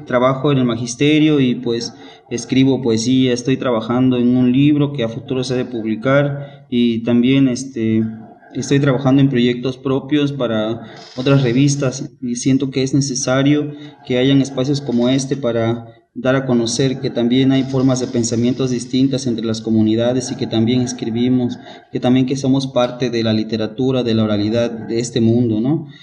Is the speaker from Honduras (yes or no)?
no; Juchitán de Zaragoza, Oaxaca, Mexico; soy de Juchitán, de Zaragoza, Oaxaca, de la séptima sección.